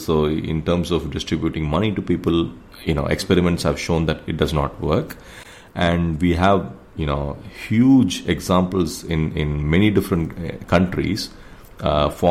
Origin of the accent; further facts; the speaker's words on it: India; we are the world's largest democracy